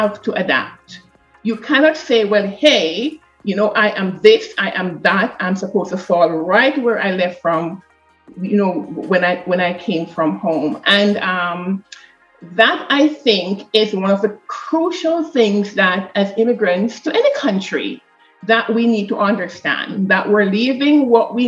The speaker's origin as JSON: {"language": "English", "country": "Jamaica", "moved": "as an adult", "lives_now": "Canada", "said": "I am from Jamaica"}